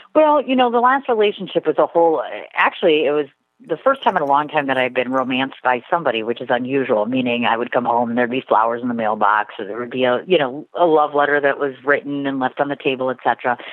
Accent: Milwaukee, Wisconsin, United States; I'm originally a native of Milwaukee, Wisconsin. I've been living here my entire life

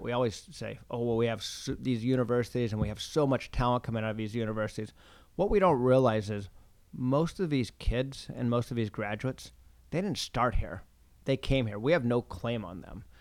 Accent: Pacific Northwest, United States; moved away as an adult; also born or lived in Rochester; now in Boston, United States; I grew up in the Pacific Northwest

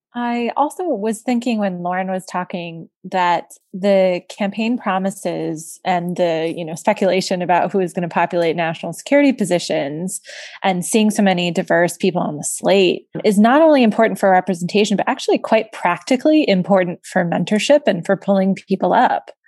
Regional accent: South Florida, United States; I'm from South Florida

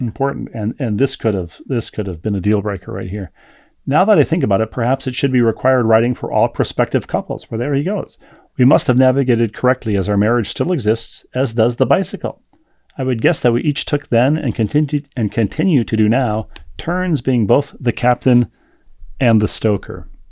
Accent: Bloomington, Minnesota, United States; in my hometown of Bloomington, Minnesota.

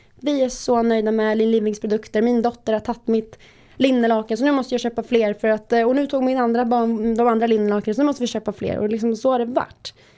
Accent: Visby, Gotland, Sweden; jag är från Gotland, från Visby, har bott där hela mitt liv

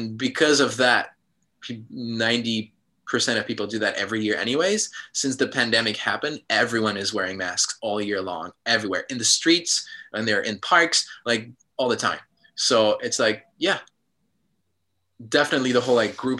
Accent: Switzerland; moved away as an adult; also born or lived in United States / New York / Los Angeles / Chicago; now in Japan; I grew up in Switzerland, but then I lived in America for the past 10 years, and now I'm living in Japan

